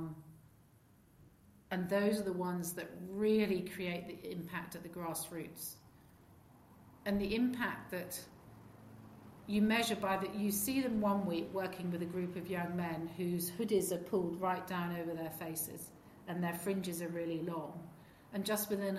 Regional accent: rural England, United Kingdom; I grew up, I had the best family upbringing of anyone I know. We lived in rural England.

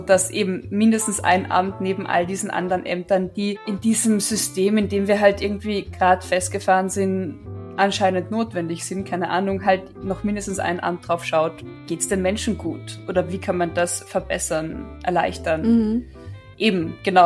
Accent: Carinthia, Austria; moved away; als Kärntnerin

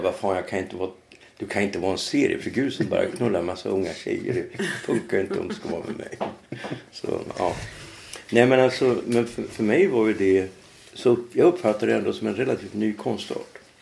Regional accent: Norrland, Sweden; moved away as an adult; also born or lived in Trondheim, Norway; now in Stockholm, Sweden; jag är ju från Norrland

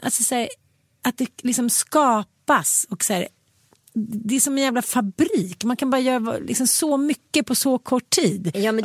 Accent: Sweden; vi svenskar

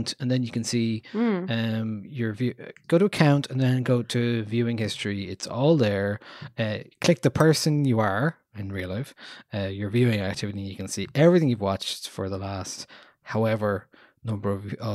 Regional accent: Ireland; us as Irish people

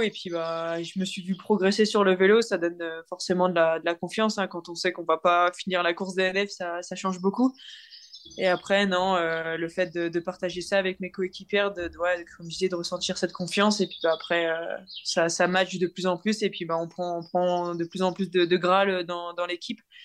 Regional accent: the Nord, Hauts-de-France, France; j'ai grandi dans le Nord, j'ai été à l'école dans le Nord

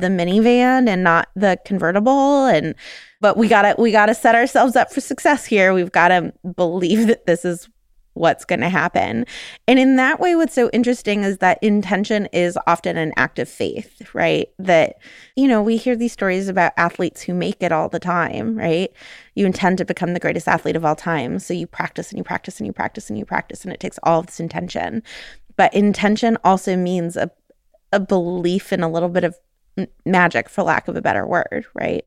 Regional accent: California, United States; moved away; I'm from California.

